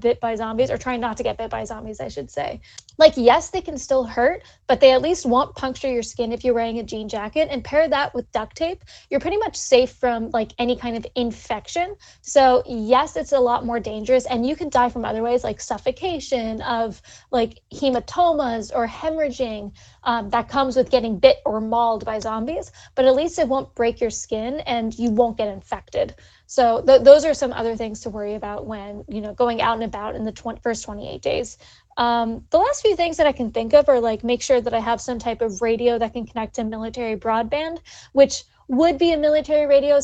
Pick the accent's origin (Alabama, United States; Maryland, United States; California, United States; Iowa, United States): Maryland, United States; the library that's in my hometown